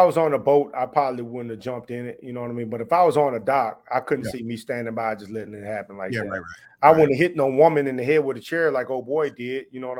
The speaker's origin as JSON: {"language": "English", "region": "the South", "country": "United States", "moved": "as an adult", "said": "I'm from the South, man. I lived in the South, you know what I'm saying, until I joined the military."}